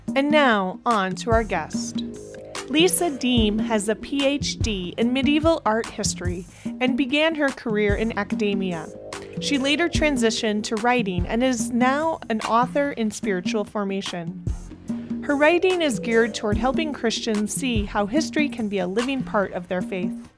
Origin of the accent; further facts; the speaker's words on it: Iowa, United States; now in Chicago, United States; I live in Chicago now, I grew up in Iowa